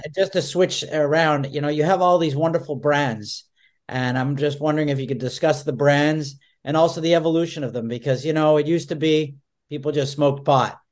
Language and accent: English; Montreal, Quebec, Canada; now in United States; I grew up in Montreal, and, uh, you know, Montreal was a hashy city. I never saw a pot until I moved to the United States.